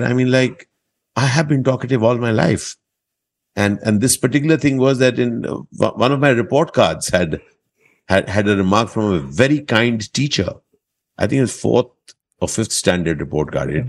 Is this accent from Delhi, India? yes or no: yes; Delhi, India; and I was growing up in Delhi at that point